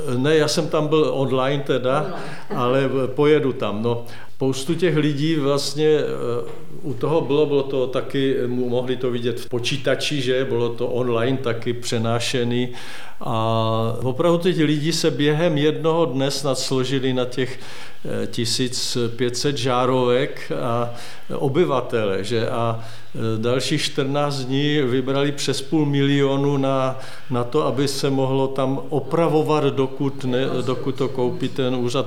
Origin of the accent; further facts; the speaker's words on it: Hradec nad Moravicí, Moravian-Silesian Region, Czechia; moved away; also born or lived in Opava; kde jsem se narodil v Hradci, to je 8 km Hradec nad Moravicí